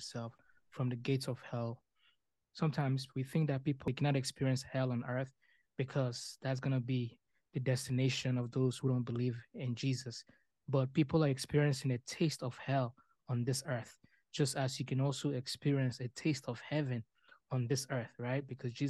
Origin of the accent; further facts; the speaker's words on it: Sierra Leone; now in Canada; Like for me, I came from Sierra Leone. I was exposed to war. I saw people get murdered, right? And when I moved to Canada as a refugee, God took away the nightmares that I had.